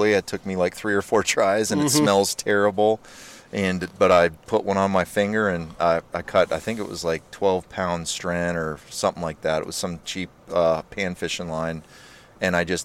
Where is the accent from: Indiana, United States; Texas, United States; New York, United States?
Texas, United States; Humble; moved away; also born or lived in St. Paul, Minnesota / Arizona; We lived in Humble, Texas, so I went to Tuscaloosa Middle School, Oaks Elementary School, Humble High School, and nice. So that's kind of my stomping ground in the Humble area